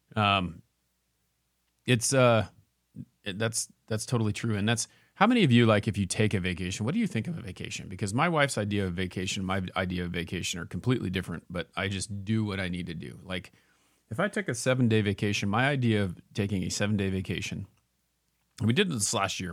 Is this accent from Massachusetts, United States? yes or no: no; Ontario, Oregon, United States; moved away; I grew up in Ontario